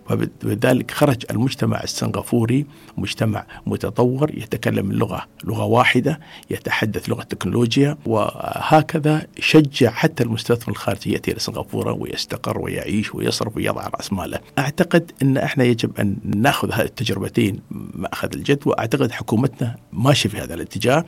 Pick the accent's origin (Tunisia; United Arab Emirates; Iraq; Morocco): United Arab Emirates; عندنا في الإمارات